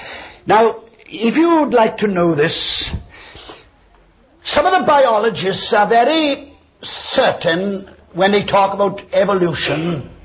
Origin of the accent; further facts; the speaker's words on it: Wales, United Kingdom; And of course I'm a step above you because I come from Wales.